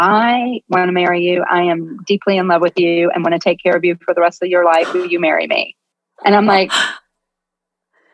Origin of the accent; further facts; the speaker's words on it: Jacksonville, Florida, United States; I grew up in Jacksonville, Florida